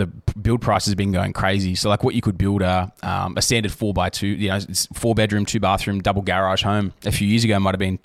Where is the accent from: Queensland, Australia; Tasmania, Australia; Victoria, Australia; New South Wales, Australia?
New South Wales, Australia; Southern Highlands; I'm from the Highlands